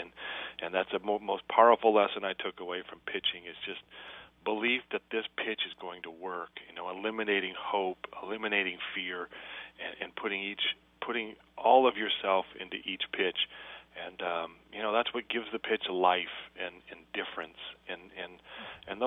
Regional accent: Flint, Michigan, United States; growing up in Flint, Michigan

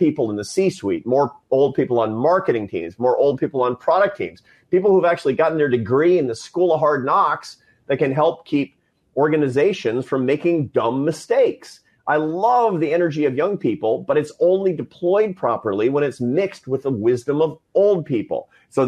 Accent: Seattle, Washington, United States; I was a Seattle Mariners fan growing up in Seattle

